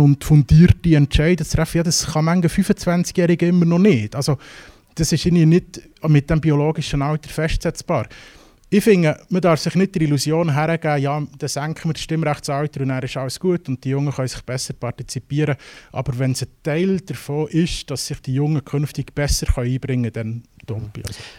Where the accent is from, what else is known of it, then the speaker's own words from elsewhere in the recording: Switzerland; bei uns in der Schweiz